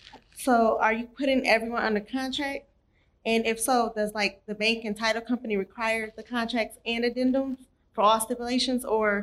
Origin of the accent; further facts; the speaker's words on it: Michigan, United States; I'm a realtor from Michigan. And I'm also licensed in Georgia as well.